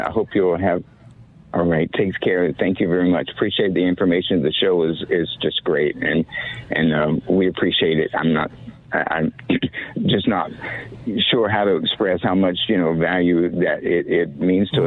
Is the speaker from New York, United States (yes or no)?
no; Wilmington, North Carolina, United States; I grew up in Wilmington, North Carolina.